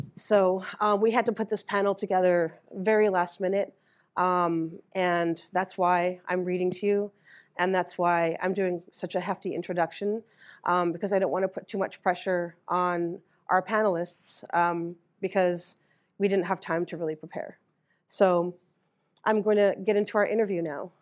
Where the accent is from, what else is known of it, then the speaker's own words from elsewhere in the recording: Winnipeg, Manitoba, Canada; moved away as an adult; also born or lived in George Gordon First Nation, Saskatchewan; now in Iowa City, United States; I grew up in Winnipeg, Manitoba, not too far from there. And I've been living in Iowa City for seventeen years.